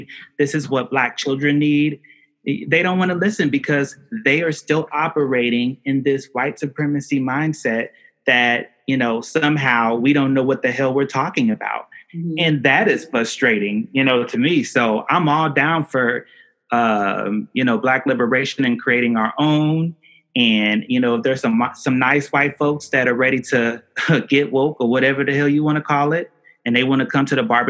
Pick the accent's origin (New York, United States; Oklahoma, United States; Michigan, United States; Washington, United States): Oklahoma, United States; Tulsa; I'm from the Greenwood community of Tulsa, Oklahoma